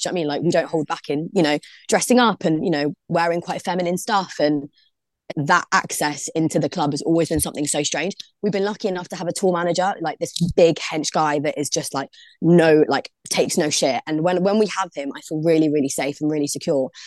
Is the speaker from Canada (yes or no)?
no; London, United Kingdom; now in Liverpool, United Kingdom; I'm originally from London, from Brixton.